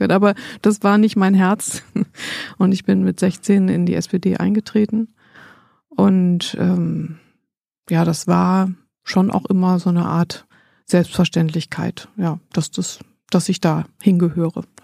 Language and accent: German; Berlin, Germany; born there; Geboren bin ich 1971 und äh, ist lange her und ähm, bin in Berlin geboren, bin aber nicht hier aufgewachsen.